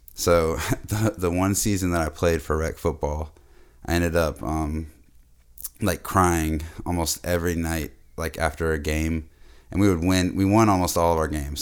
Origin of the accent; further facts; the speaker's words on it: Boston, Massachusetts, United States; moved away; was born in Boston, but it's not like I'm, uh, really a city, city boy